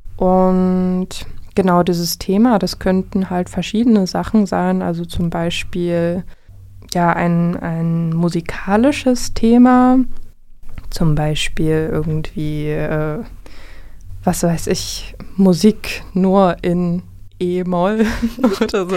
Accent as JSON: {"language": "German", "area": "Vogtland", "region": "Saxony", "country": "Germany", "moved": "as an adult", "lives_now": "Jena, Germany", "said": "ich komme eigentlich aus dem Vogtland, wohne jetzt aber schon ein paar Jahre"}